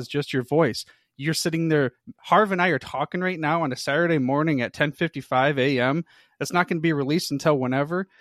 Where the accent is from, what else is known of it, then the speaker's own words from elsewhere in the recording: Michigan, United States; I'm a true blood, born and raised in the Michigan area